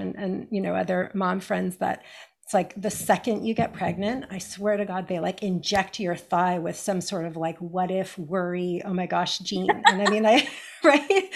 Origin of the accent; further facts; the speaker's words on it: California, United States; I grew up in America, in California